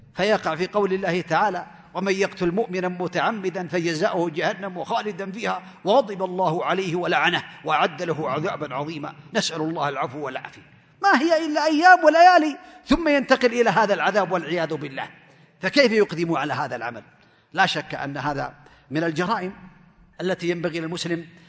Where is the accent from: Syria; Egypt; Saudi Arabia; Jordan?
Saudi Arabia; عندنا في المملكة العربية السعودية